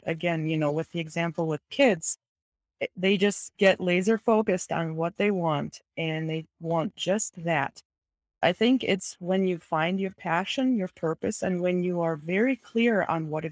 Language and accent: English; Kazakhstan; moved away; I am originally from Kazakhstan, Central Asia